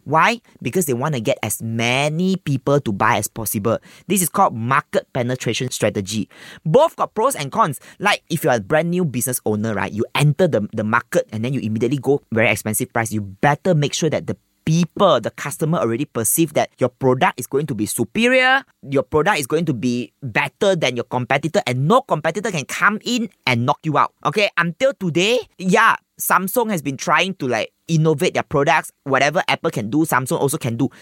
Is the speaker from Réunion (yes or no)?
no; Malaysia; as Malaysian